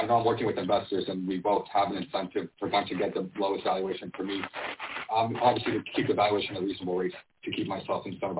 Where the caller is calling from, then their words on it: Miami, Florida, United States; So I'm actually based down in Miami, Florida.